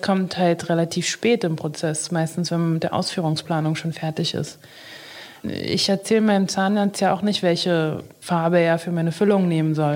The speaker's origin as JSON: {"language": "German", "region": "Berlin", "country": "Germany", "tie": "born or raised there", "also_born_or_lived": "Haifa, Israel", "said": "Ich würde sagen, dass Berlin oder Deutschland schon meine Heimat ist. Ich ja. bin hier, seitdem ich zwei Jahre alt bin."}